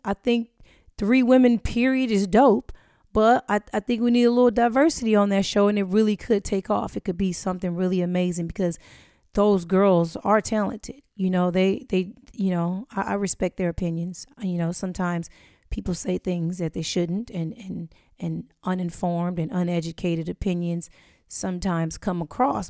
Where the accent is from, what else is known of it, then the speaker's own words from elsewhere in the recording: Inglewood, California, United States; growing up in Inglewood